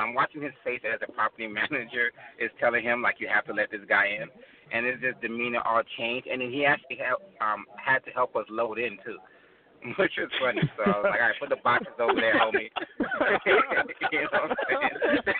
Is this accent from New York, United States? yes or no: no; Miami, Florida, United States; I'm from Miami-Dade County, you know what I'm saying? Like I grew up in Little Haiti, eventually moved like to a different neighborhood.